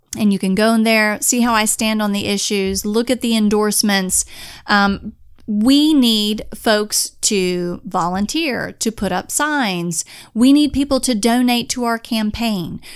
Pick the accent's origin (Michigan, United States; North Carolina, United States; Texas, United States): North Carolina, United States; Onslow County; now in Virginia, United States; I always reply with Onslow County. That's where I grew up